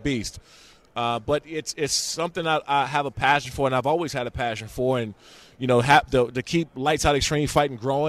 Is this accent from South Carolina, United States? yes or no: no; Prince George's County, Maryland, United States; I'm from Prince George's County, Maryland